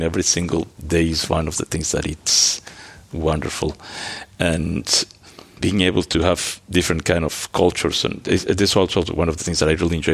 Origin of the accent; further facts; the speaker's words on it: Mexico; moved away; also born or lived in Antwerp, Belgium; I grew up in Mexico.